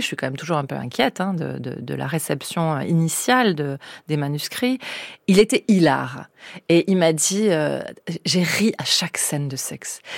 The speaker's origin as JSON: {"language": "French", "area": "Basque Country", "region": "Nouvelle-Aquitaine", "country": "France", "moved": "yes", "said": "chez moi au Pays Basque"}